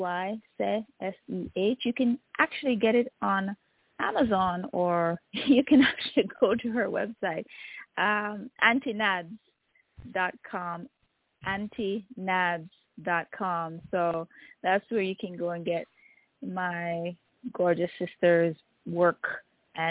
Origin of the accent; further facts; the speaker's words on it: Jamaica; now in Toronto, Canada; I am originally from Jamaica, and I'm now based in Toronto, Canada.